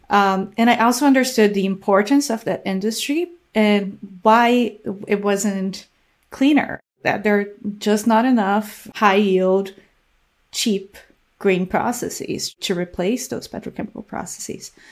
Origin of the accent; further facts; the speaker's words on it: Brazil; English is a second language; I did my undergraduate degree in Brazil, um, studying chemistry.